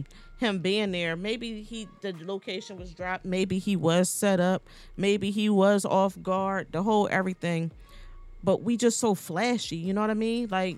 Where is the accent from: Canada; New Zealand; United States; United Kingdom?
United States; Philadelphia, Pennsylvania; I'm from Philly.